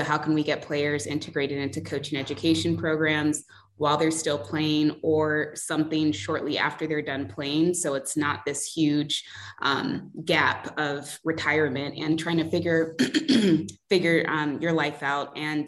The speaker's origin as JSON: {"language": "English", "country": "Nigeria", "said": "I'm Nigerian. I've met tons of Nigerians through soccer."}